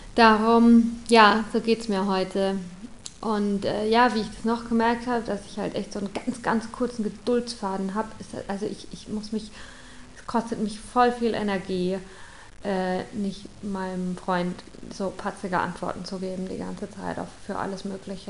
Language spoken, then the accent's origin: German; St. Leon-Rot, Baden-Württemberg, Germany; Ich komme aus St. Leon Roth. ich habe noch nie nicht in Deutschland gelebt